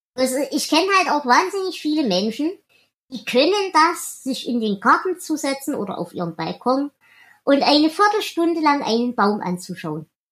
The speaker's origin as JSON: {"language": "German", "area": "the East", "region": "eastern Germany", "country": "Germany", "said": "Bei uns im Osten"}